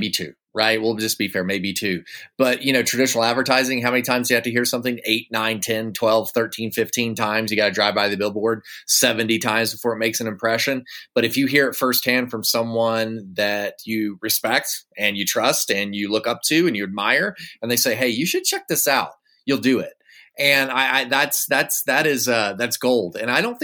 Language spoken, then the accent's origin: English; Woodstock, Alabama, United States; moved away; I grew up in Woodstock, Alabama for a few years of my life.